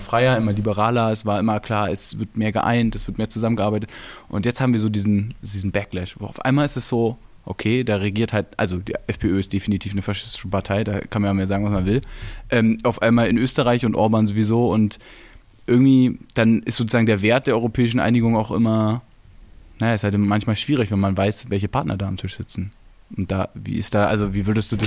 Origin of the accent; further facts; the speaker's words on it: Berlin, Germany; als Berliner, als geborener Berliner